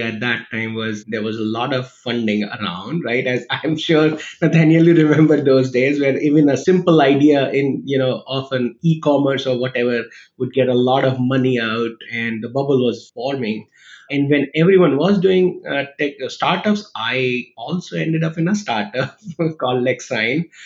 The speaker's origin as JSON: {"language": "English", "region": "Rajasthan", "country": "India", "tie": "born or raised there", "moved": "as an adult", "said": "I'm from India originally. I was born and raised near Delhi, 150 kilometers south of Delhi, a state called Rajasthan, which is actually the biggest state in India"}